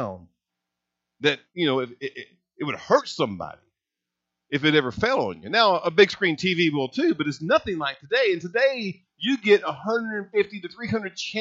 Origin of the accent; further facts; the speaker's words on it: Hazleton, Indiana, United States; I grew up in Hazleton, Indiana. I mean, it's a little river town, northern part of Gibson County